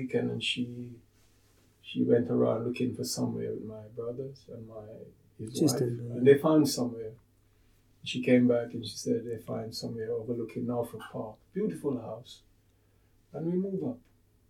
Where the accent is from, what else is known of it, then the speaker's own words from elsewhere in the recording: Jamaica; also born or lived in London, United Kingdom; now in Sheffield, United Kingdom; As a boy growing up in Jamaica, it was the Bible